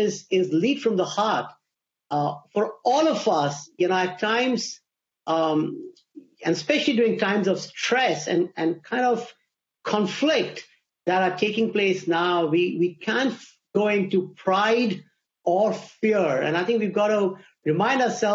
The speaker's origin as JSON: {"language": "English", "country": "India", "tie": "born or raised there", "second_language": "English", "moved": "as an adult", "lives_now": "United States", "said": "as I was growing up in India during my teenage years, my father used to encourage me to listen to BBC radio to learn English, which is not my first language"}